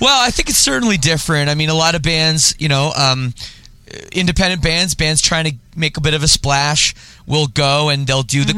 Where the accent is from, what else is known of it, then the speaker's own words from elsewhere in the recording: Oakville, Ontario, Canada; also born or lived in Scarborough, Toronto; I grew up in Oakville. Uh, area, like uh, you know, the western suburbs of of Toronto.